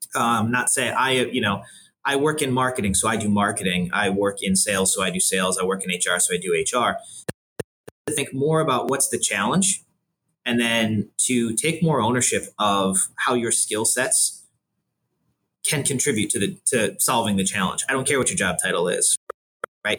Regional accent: Buffalo, New York, United States; moved away as an adult; also born or lived in Washington, D.C.; now in Cleveland, United States; I grew up in Buffalo, New York.

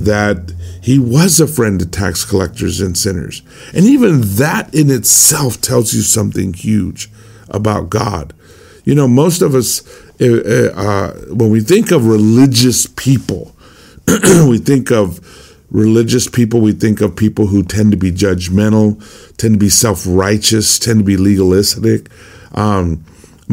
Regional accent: El Cajon, California, United States; my hometown in El Cajon, California

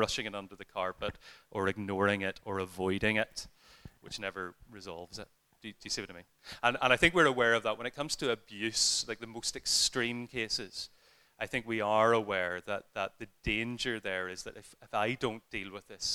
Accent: Ireland; as an Irishman

